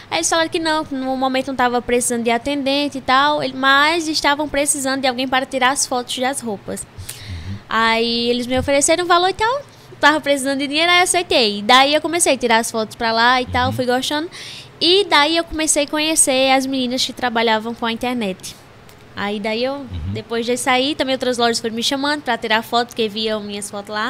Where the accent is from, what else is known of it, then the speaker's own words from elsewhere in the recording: Sumé, Paraíba, Brazil; Eu sou de Sumé.